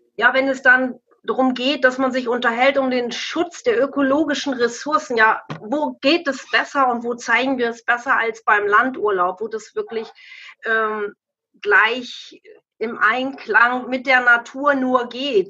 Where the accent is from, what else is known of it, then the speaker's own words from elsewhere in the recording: Lower Saxony, Germany; bei uns in Niedersachsen